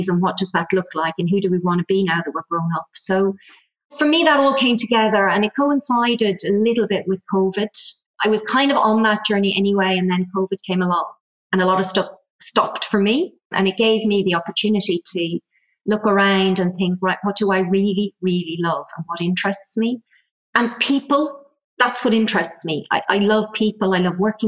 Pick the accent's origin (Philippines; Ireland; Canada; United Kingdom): Ireland; accent: Irish; moved away as an adult; also born or lived in Germany; You'll probably tell from the accent, I'm Irish. So I kind of left Ireland, emigrated, lived in Germany